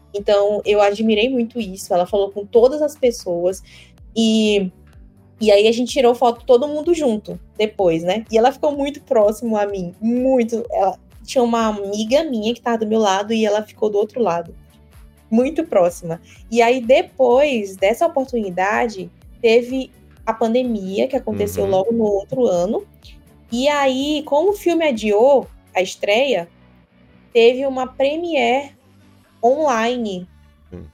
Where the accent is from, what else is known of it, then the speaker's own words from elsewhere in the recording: Maranhão, Brazil; eu sou do Maranhão